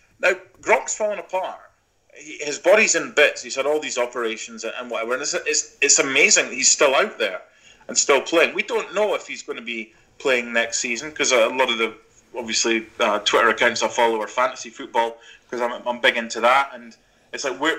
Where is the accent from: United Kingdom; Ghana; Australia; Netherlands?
United Kingdom; Scotland; now in United States; I'm from Scotland